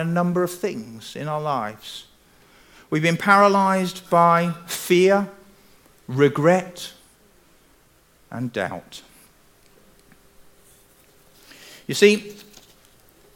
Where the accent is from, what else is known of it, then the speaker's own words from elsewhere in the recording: England, United Kingdom; I'm English